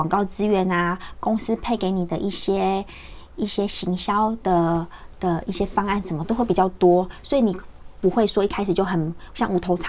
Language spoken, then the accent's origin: Chinese; Xinzhuang, New Taipei, Taiwan; 我就在新庄长大